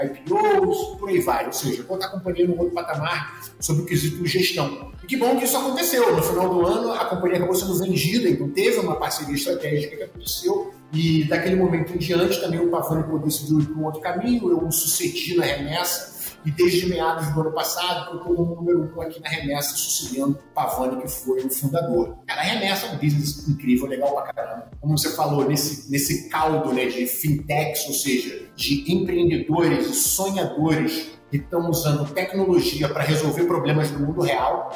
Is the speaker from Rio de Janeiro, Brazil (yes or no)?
yes; Rio de Janeiro, Brazil; accent: carioca; moved away as an adult; also born or lived in United States / China / Canada; primeiro o sotaque não, não deixa mentir. Eu sou carioca, nasci no Rio